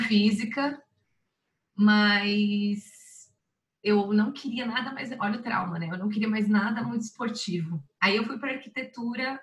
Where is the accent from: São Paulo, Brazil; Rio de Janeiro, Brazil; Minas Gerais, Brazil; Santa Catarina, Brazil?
Santa Catarina, Brazil; Blumenau; moved away; em Blumenau, Santa Catarina, que é onde eu nasci. Eu nasci ah, em Blumenau. Sim. É, nasci lá e treinei lá e treinei por 15 anos.